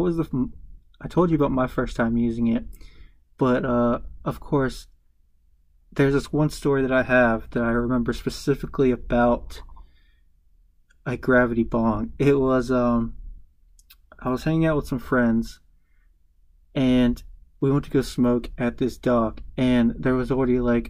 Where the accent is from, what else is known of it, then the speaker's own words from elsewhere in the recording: the South, United States; I'm from the South